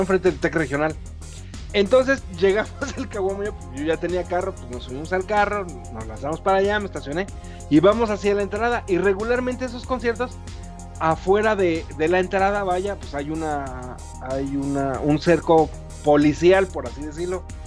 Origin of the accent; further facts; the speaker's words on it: Mexico; como buen mexicano